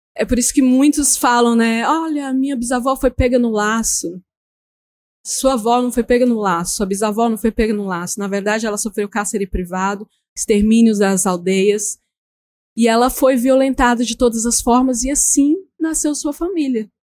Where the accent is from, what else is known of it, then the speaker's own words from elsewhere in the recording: Berohokã, Bananal Island, Tocantins, Brazil; eu venho do Berorocã, nós somos um povo da água